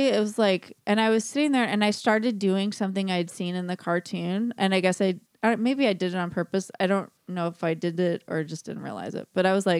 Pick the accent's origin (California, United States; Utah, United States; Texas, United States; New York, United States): California, United States; I'm from California.